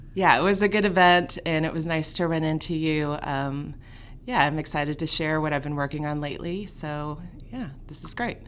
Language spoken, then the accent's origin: English; Fort Worth, Texas, United States; I grew up here in Fort Worth